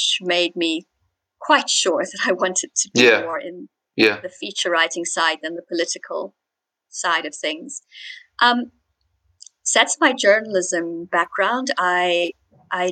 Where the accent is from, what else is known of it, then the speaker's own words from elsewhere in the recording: Zimbabwe; By birth, though I was born in Zimbabwe